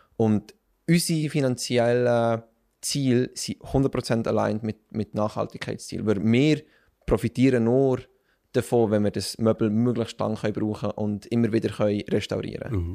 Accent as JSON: {"language": "German", "region": "Bern", "country": "Switzerland", "tie": "born or raised there", "said": "ich bin aufgewachsen und geboren in Bern"}